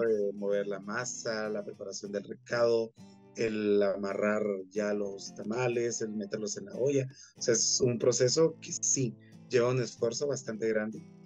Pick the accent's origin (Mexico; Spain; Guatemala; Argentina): Guatemala; todo lo que nos representa como guatemaltecos